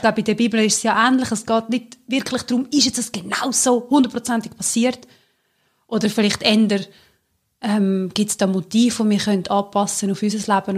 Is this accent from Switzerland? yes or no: yes; Central Switzerland, Switzerland; wir sind ja beide aus der Zentralschweiz, also die Urschweiz